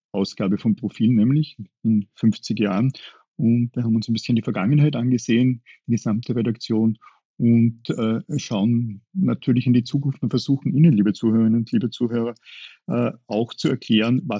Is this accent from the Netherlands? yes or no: no; Upper Austria, Austria; Würde ich als Oberösterreicher ähnlich sehen